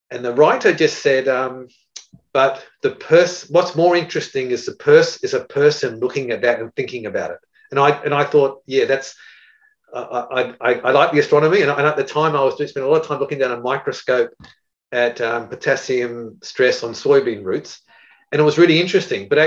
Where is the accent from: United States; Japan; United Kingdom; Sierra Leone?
Japan; I was brought up in Japan with my parents, my father in engineering, and my mother was a doctor, and they were missionaries in Japan.